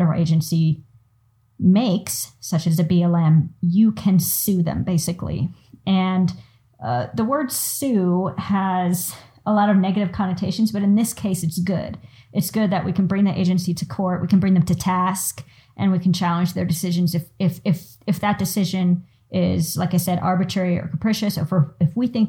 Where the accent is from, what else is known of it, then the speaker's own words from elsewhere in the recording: United States; us as the American public